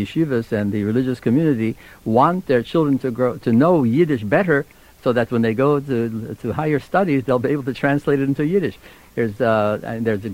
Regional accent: Israel; moved away; Yes, I'm a Palestinian.

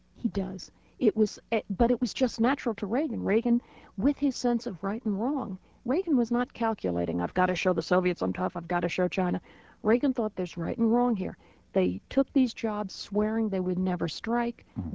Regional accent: United States; as an American

